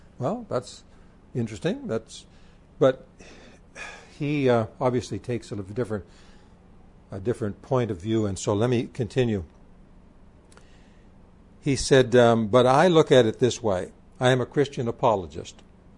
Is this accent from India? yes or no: yes; India; I was born and raised in India.